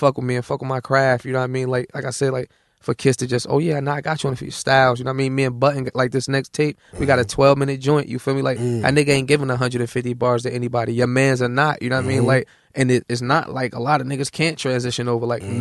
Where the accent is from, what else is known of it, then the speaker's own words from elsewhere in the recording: Newark, New Jersey, United States; I'm from Newark.